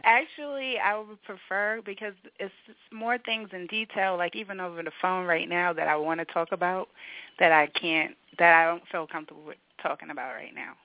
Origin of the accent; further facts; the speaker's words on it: New York, United States; now in Atlanta, United States; I'm originally from New York and I'm out here in Atlanta